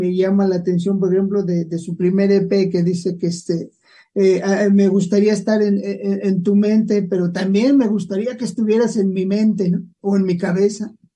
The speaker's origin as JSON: {"language": "Spanish", "country": "Mexico", "said": "aquí en México decimos los caminos se olvidan, pero la querencia nunca"}